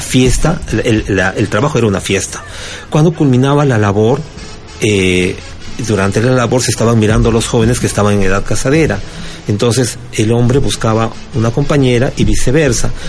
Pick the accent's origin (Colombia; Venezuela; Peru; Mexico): Peru; Lima; vengo de Lima, Perú